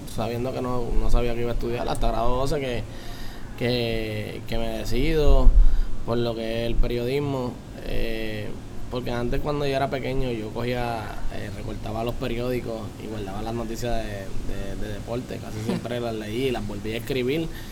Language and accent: Spanish; Las Piedras, Puerto Rico; also born or lived in Humacao; vivo en Las Piedras, soy pedreño, desde, nací en Humacao, pero desde que, desde que, ¿verdad? Mis papás siempre han vivido en Las Piedras